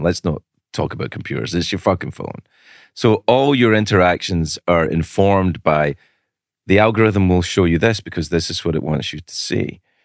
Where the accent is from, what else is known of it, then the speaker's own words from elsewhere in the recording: Glasgow, Scotland, United Kingdom; 'cause I'm from Glasgow